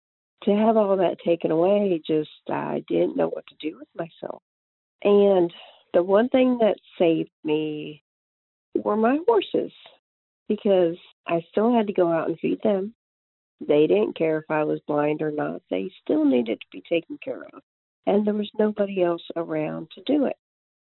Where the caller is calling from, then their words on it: Middlesex, North Carolina, United States; I am calling from Middlesex, North Carolina.